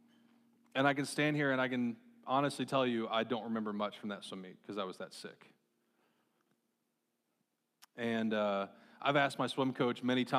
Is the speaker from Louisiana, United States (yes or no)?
no; Marshalltown, Iowa, United States; growing up in Marshtown, Iowa